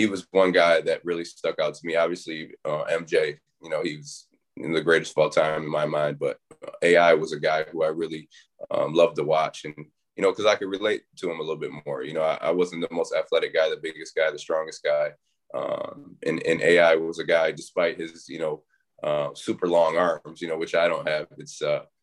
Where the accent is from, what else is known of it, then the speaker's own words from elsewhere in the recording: Bay City, Michigan, United States; now in Syracuse, United States; I'm from a little city in Michigan, Bay City, Michigan. So it's the Tri-Cities, Bay City, Saginaw, Flint, Midland. So grew up there